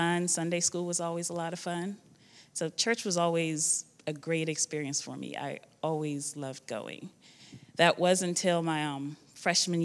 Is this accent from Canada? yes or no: no; Guyana; moved away; I was born in Guyana. It's a small country in South America, located between Suriname and Brazil.